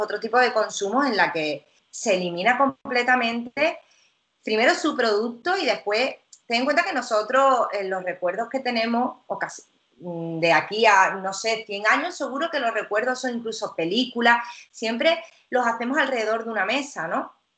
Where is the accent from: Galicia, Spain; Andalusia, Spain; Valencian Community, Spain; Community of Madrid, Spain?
Andalusia, Spain; Cádiz; also born or lived in Italy; siempre te hablo de Cádiz porque yo soy de Cádiz